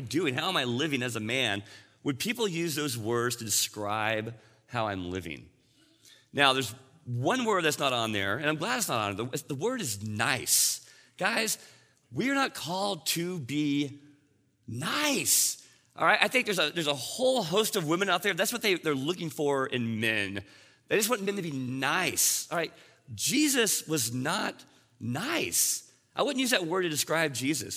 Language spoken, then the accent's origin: English; Texas, United States; I grew up in Texas